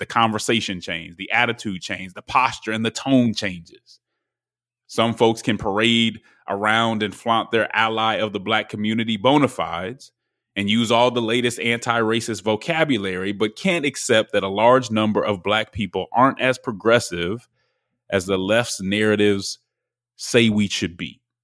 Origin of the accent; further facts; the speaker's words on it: Denver, Colorado, United States; also born or lived in Nashville; now in Atlanta, United States; I'm from Denver, Colorado. I'm in, uh, Atlanta right now.